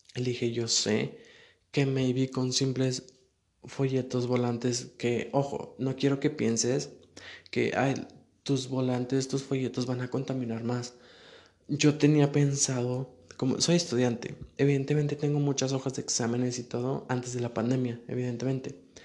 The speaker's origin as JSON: {"language": "Spanish", "town": "Saltillo", "region": "Coahuila", "country": "Mexico", "said": "Yo no soy de la Ciudad de México, soy de Coahuila, de Saltillo"}